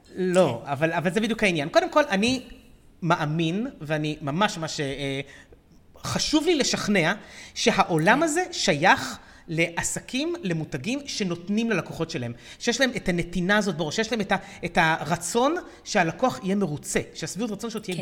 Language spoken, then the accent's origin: Hebrew; Israel; לנו כישראלים